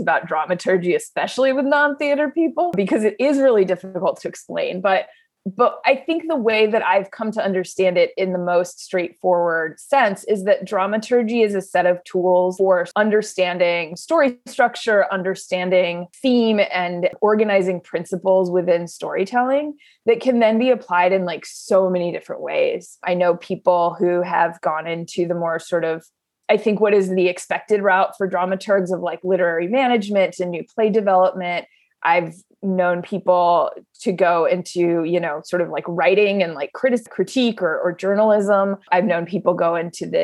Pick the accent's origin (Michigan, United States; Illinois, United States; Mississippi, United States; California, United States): California, United States; San Diego; moved away as an adult; also born or lived in Los Angeles; I grew up in San Diego, and then I went to college in LA at UCLA